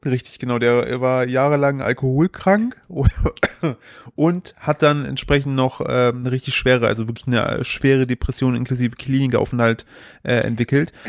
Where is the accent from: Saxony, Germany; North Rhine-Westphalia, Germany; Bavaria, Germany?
North Rhine-Westphalia, Germany; Sauerland; als Sauerländer